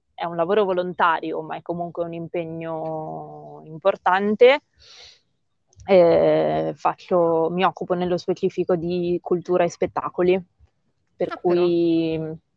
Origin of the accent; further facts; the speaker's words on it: Sanremo, Liguria, Italy; sono di Sanremo e vivo in un paesino nell'entroterra